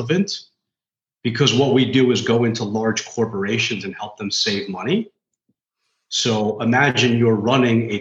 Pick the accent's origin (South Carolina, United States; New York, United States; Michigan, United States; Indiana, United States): New York, United States; New York City; I'm like fifth generation in my family. We're all, you know, we're from New York.